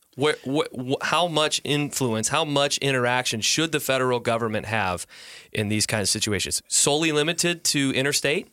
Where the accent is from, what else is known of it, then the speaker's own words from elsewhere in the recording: Detroit, Michigan, United States; where I'm from, my, my hometown of Detroit